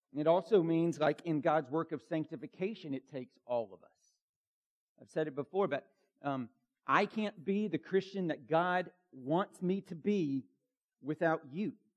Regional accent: Bartow County, Georgia, United States; I grew up in Bartow County, Georgia

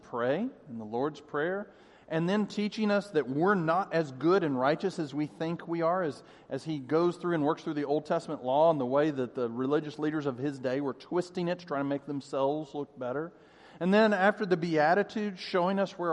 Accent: Denver, Colorado, United States; I grew up in Denver

